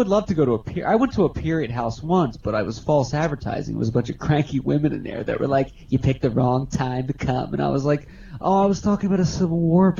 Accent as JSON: {"language": "English", "region": "Pennsylvania", "country": "United States", "tie": "born or raised there", "said": "we grew up in Pennsylvania."}